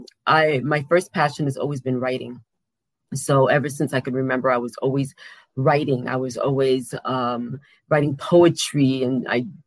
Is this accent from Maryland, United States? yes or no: no; New York City, New York, United States; I am from Queens, New York